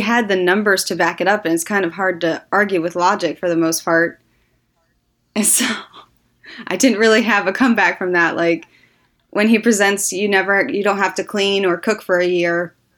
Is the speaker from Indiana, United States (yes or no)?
yes; Northwest Indiana, United States; I grew up in Northwest Indiana, um, that's where, uh, my whole family's from